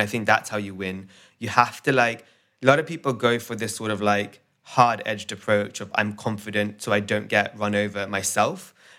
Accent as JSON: {"language": "English", "country": "India", "said": "No stereotypes, but you know, I'm Indian."}